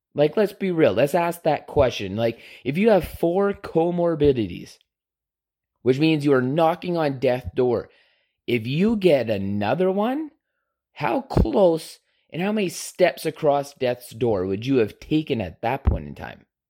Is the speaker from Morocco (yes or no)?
no; Canada; being a Canadian